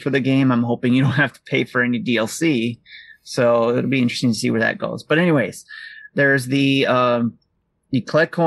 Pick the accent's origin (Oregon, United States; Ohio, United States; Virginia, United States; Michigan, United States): Michigan, United States; Detroit; I'm from Detroit